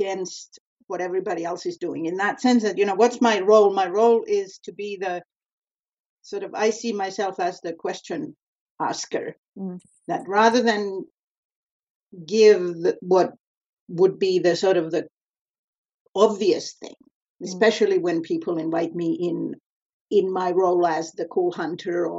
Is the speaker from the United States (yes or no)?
no; Finland; now in Vancouver, Canada; since I moved away from Finland, I have never tried to do anything in Finland. I've been busy in North America and in Canada in particular.